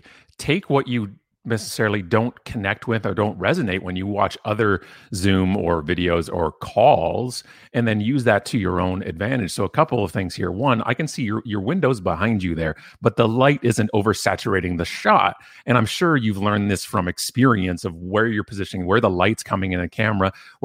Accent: Canada; He's a fellow Canadian

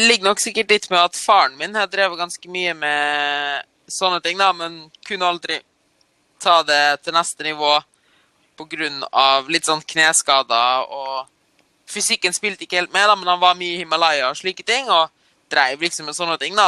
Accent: Norway; also born or lived in East Germany; oppvokst i Norge, da.

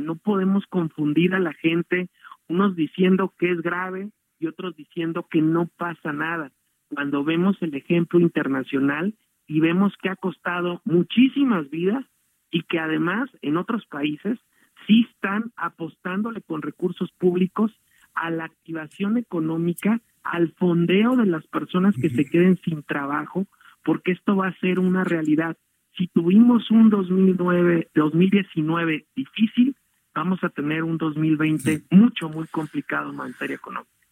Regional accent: Mexico; como mexicanos

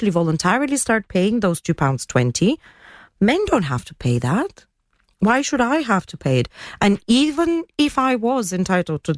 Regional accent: Bulgaria; now in Gibraltar; I come from Bulgaria.

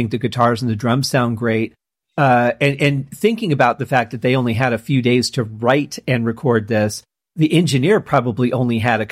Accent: Detroit, Michigan, United States; I'm from Detroit

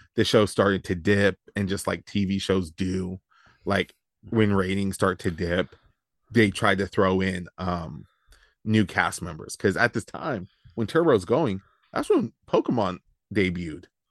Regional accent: Yuba City, California, United States; we grew up in the Yuba City area

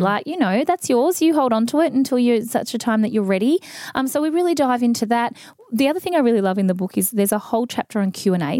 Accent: Mildura, Victoria, Australia; I grew up in Mildura in the country

